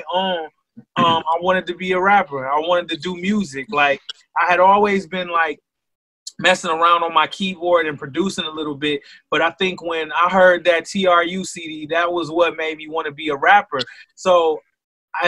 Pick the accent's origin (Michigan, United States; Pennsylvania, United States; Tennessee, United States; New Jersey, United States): Michigan, United States; Flint; born and raised in Flint, Michigan